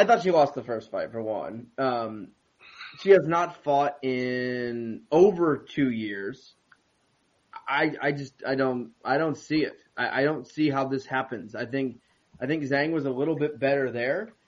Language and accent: English; United States; I'm American